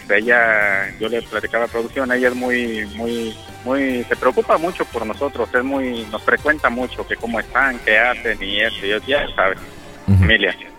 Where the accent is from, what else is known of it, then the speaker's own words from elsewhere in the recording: Guanajuato, Mexico; also born or lived in Texas / Illinois / Arkansas; now in Florida, United States; soy de Guanajuato